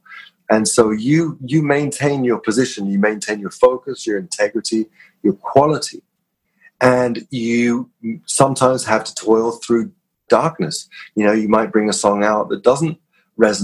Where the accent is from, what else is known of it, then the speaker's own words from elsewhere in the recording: London, United Kingdom; I grew up in North London, you know, Kilburn, Swiss Cross, where I grew up